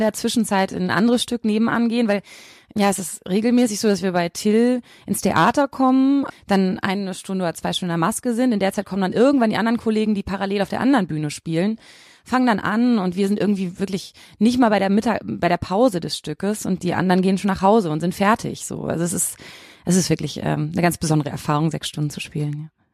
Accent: Bochum, North Rhine-Westphalia, Germany; also born or lived in Leipzig; now in Cologne, Germany; ich komme aus Bochum

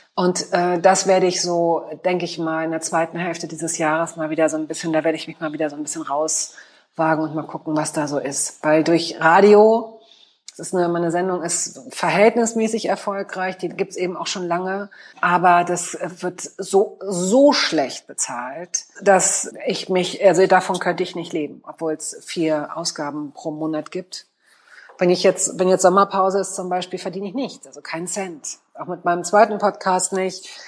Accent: Hanover, Lower Saxony, Germany; moved away as an adult; also born or lived in Hamburg; now in Berlin, Germany; Ich komme gebürtig aus Hannover. Ähm, Hannover war okay fürs Großwerden. Also im Sinne von Aufwachsen

